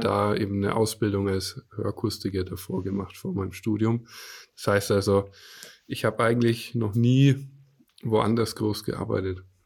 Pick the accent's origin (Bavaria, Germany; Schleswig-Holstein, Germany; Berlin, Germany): Bavaria, Germany; Franconia, near Nuremberg; ich lebe in der Nähe von Nürnberg im schönen Franken. Bayern darf man ja nicht sagen, wir sind ja Franken